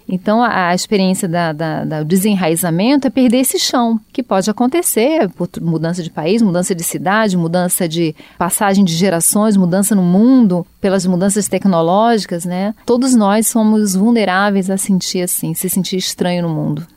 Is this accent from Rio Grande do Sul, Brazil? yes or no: no; Rio de Janeiro, Brazil; moved away; eu sou do Rio